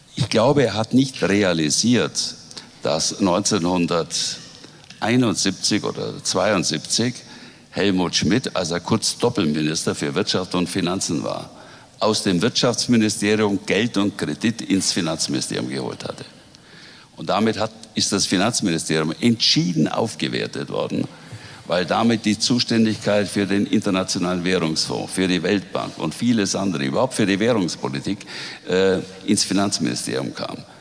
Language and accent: German; Swabia, Bavaria, Germany; Schwaben ist meine Heimat, an Schwaben hänge ich und ich möchte nirgendwo sonst leben